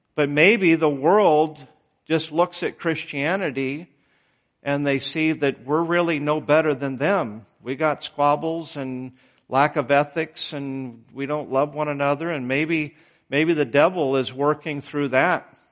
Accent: Idaho, United States; moved away; I was born in Idaho. That's out west.

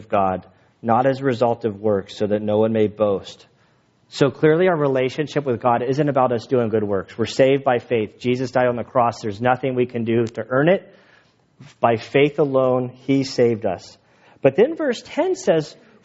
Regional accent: United States; I am an American citizen. I grew up here

